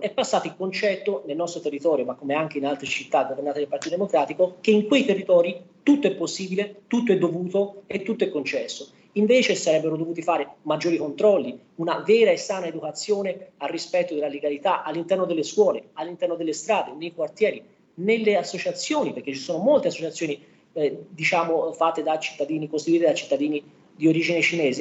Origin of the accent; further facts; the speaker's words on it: Romania; now in Prato, Italy; la mia, la comunità rumena